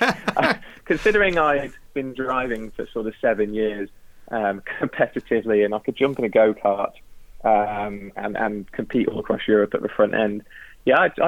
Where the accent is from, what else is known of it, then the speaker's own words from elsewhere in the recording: Tarporley, North West England, United Kingdom; I grew up in Tarpley, which is about a couple of minutes from Alton Park